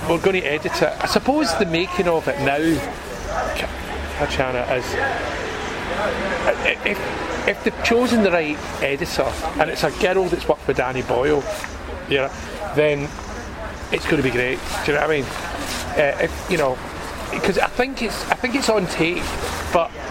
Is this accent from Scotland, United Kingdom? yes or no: yes; Glasgow, Scotland, United Kingdom; growing up in Glasgow